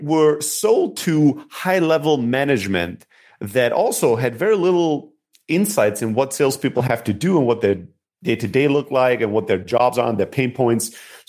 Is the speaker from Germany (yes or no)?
yes; Germany; So, yeah, so I grew up in Germany, immigrant factory worker family.